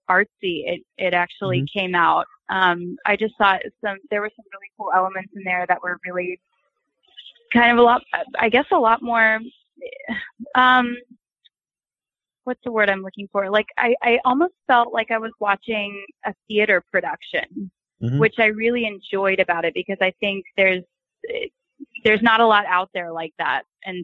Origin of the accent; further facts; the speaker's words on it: Texas, United States; now in Los Angeles, United States; I'm from Texas